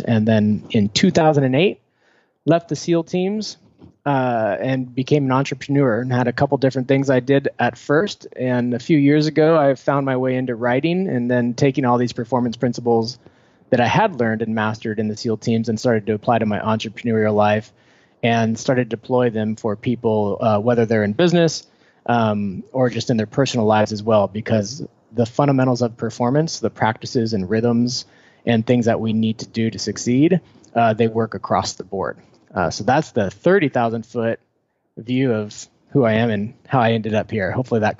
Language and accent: English; Foster City, California, United States; Oh, I grew up in the Bay Area, about 20 minutes south of San Francisco in a place called Foster City, right on the bay.